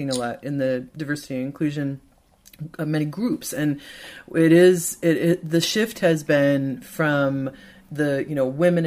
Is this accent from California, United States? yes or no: no; Michigan, United States; I'm from Michigan, so I'm a fellow Midwesterner as well. And I come from very small towns